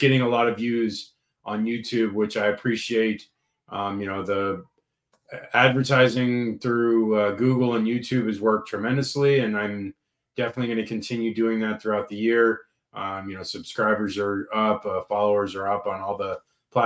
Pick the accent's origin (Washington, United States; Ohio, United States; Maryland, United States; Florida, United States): Florida, United States; St. Petersburg; moved away; I'm from St. Pete